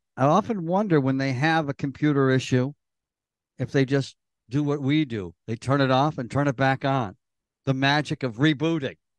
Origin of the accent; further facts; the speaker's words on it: Elmira, New York, United States; the one I grew up going to in Elmira